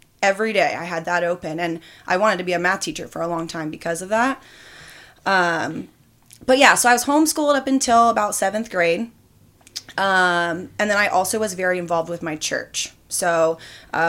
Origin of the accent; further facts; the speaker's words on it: Hawthorne, California, United States; also born or lived in Torrance, California / Bakersfield, California; I lived in Hawthorne up until my sophomore year of high school